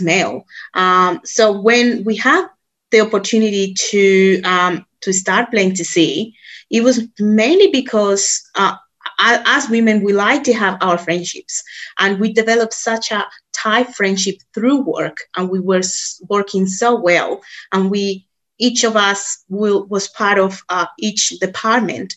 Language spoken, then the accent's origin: English; Colombia; moved away as an adult; now in Australia; I'm originally from Colombia.